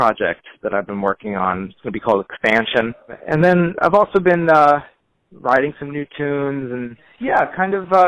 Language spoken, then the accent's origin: English; Long Island, New York, United States; moved away; also born or lived in Hanover, New Hampshire; originally I'm from Long Island